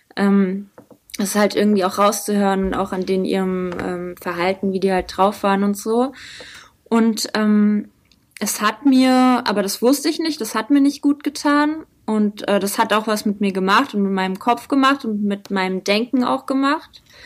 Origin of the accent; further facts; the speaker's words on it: Butzbach, Hesse, Germany; moved away as an adult; also born or lived in Frankfurt; now in Mainz, Germany; ursprünglich komme ich eigentlich aus Frankfurt. Also meine Eltern äh, haben mich in Frankfurt äh, bis ich sechs war, habe ich in Rödelheim gewohnt und dann äh, später habe ich in Butzbach gewohnt.